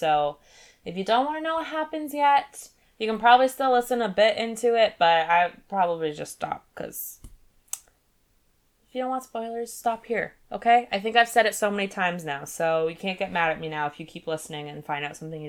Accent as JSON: {"language": "English", "region": "Maine", "country": "United States", "said": "also, we're from Maine, so I'm probably not going to go to Colorado for this specifically"}